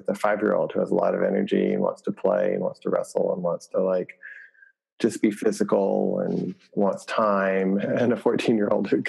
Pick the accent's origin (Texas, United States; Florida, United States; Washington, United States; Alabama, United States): Texas, United States; Lubbock; also born or lived in Michigan; I was born in Michigan, and I grew up in West Texas